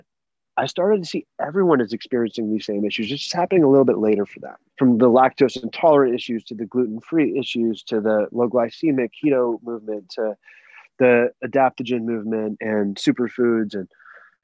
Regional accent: Los Angeles, California, United States; born or raised there

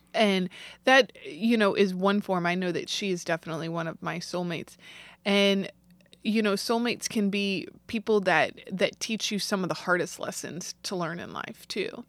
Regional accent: St. Louis, Missouri, United States; I grew up in Saint Louis

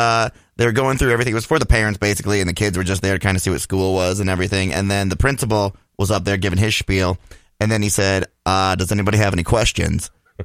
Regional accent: Blaine, Minnesota, United States; Yeah, Blaine, class of '98.

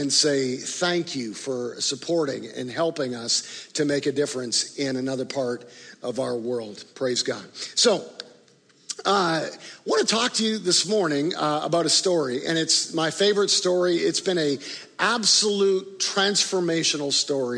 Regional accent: Canada; also born or lived in Chicago, Illinois, United States; now in Tulsa, United States; even though I grew up in Canada, this has been home for me in Tulsa for 20 plus years over the last 25 or 30 years.

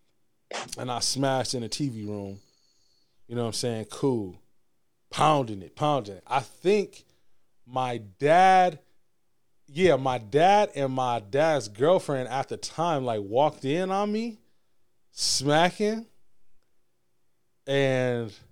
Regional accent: Michigan, United States; also born or lived in Alabama; I was leaving school from Alabama State. I was moving back to Michigan

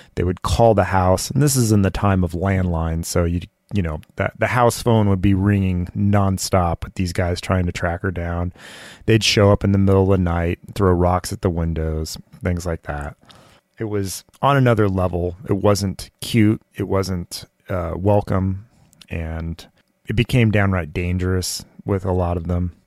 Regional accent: Southern California, United States; I grew up in Southern California

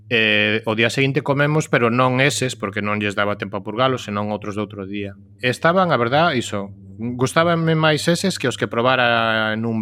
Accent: Cangas, Galicia, Spain; moved away; Cangas de onde son eu, que son 25.000

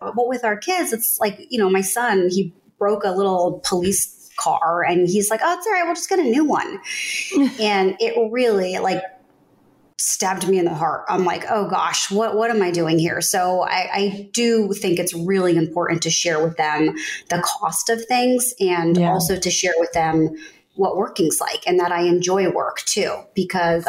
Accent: Northern New Jersey, United States; growing up in Northern New Jersey, I didn't look like anyone else

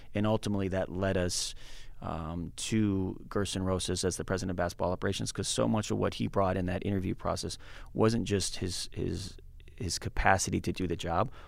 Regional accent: New England, United States; moved away as an adult; also born or lived in Minneapolis / San Francisco; as a kid from New England, uh, and growing up in New England

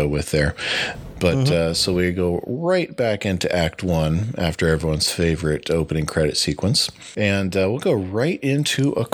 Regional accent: Ohio, United States; I grew up in Ohio

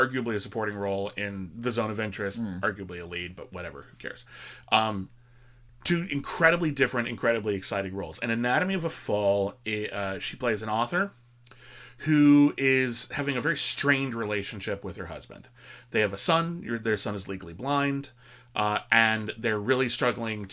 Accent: United States; as an American

